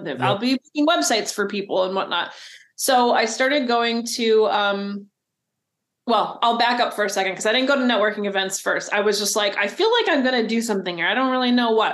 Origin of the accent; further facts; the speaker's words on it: New Jersey, United States; moved away as an adult; now in Oregon, United States; I'm from New Jersey, and my wife and I moved here in 2013